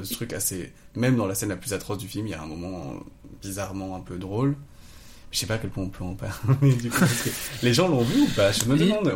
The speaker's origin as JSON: {"language": "French", "region": "south of France", "country": "France", "said": "je viens du sud de la France, euh, de la, enfin, j'habitais dans la forêt"}